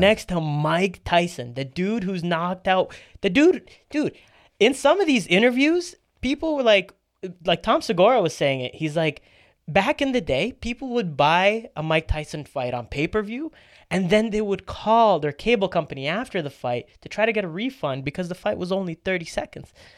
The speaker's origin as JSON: {"language": "English", "country": "Canada", "tie": "born or raised there", "said": "We grew up in Canada."}